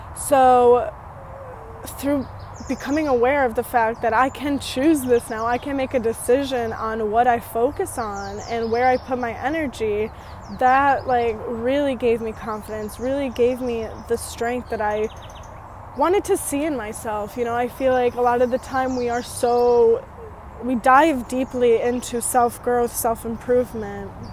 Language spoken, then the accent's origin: English; United States; moved away as an adult; also born or lived in Romania; I was also raised in America in this one town city from the age of like 6 to 20